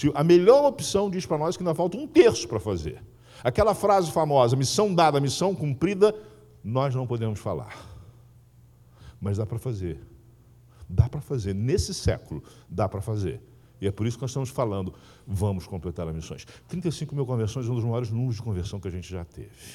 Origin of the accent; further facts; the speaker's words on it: interior of Rio de Janeiro state, Brazil; also born or lived in São Paulo; na minha terra era bola, bola de soprar. Né? eu sou do interior aqui do Rio